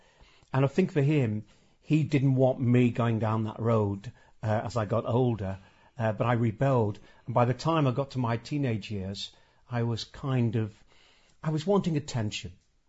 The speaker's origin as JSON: {"language": "English", "town": "Birkenhead", "region": "North West England", "country": "United Kingdom", "tie": "born or raised there", "said": "I grew up in Rock Ferry"}